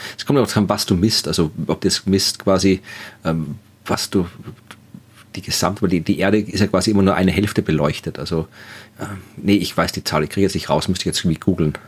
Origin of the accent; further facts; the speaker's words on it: Wachau, Lower Austria, Austria; ich komme auch aus einer Weingegend, ich komme aus der Wachau in Österreich